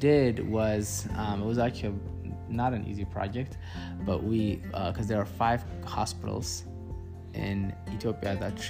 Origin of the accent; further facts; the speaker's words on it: United States; I am from America. And the best country in the world.